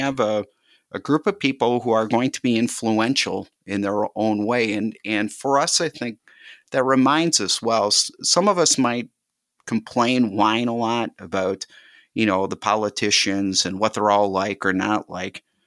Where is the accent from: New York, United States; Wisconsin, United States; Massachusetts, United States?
Wisconsin, United States; Milwaukee; now in Waukesha, United States; When I was growing up, I grew up in Milwaukee